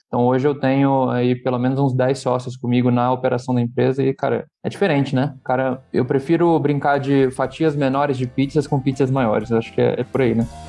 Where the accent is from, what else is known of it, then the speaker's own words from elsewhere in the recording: Rio de Janeiro, Brazil; eu sou do Rio de Janeiro